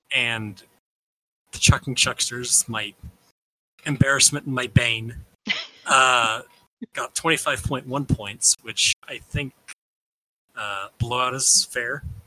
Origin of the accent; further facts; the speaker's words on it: Indianapolis, Indiana, United States; I grew up in Indianapolis when the when the Colts won the Super Bowl